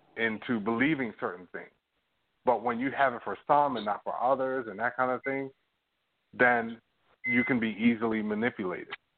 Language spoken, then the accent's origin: English; United States; now in Toronto, Canada; I'm American